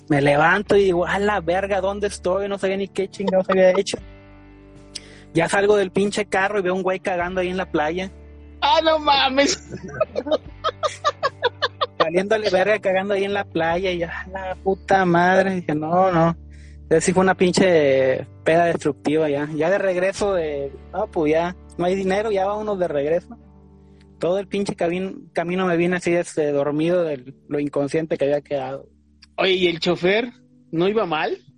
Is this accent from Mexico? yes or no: yes; Tampico, Tamaulipas, Mexico; pues yo soy de aquí de Tampico